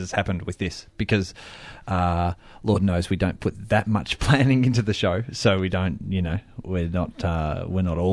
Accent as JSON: {"language": "English", "region": "Victoria", "country": "Australia", "said": "We come from Victoria"}